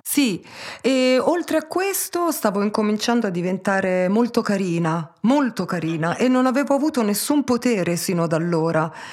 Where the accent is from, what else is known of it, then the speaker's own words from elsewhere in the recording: Taranto, Apulia, Italy; also born or lived in Pisa; io sono nata mm, a Pisa eh, da mamma belga e papà tarantino, ma il mio papà, quando avevo un anno e mezzo, purtroppo è morto e mia madre non ha retto benissimo il colpo, quindi mi ha lasciata a me e a mio fratello, di un anno e tre mesi più grande, dai miei nonni a Taranto